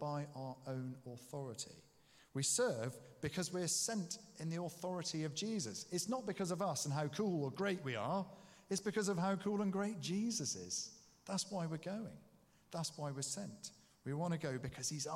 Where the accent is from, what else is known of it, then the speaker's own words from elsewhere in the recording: England, United Kingdom; we are … from England